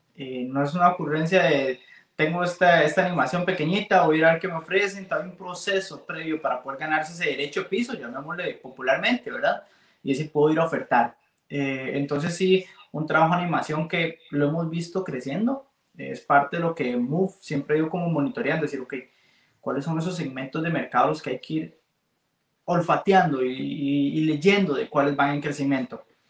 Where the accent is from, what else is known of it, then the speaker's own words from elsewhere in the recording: Costa Rica; podemos como ticos